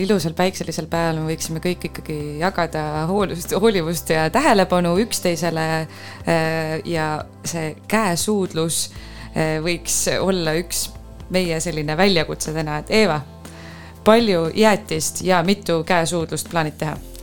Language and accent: Estonian; Põltsamaa, Jõgeva County, Estonia; born or raised there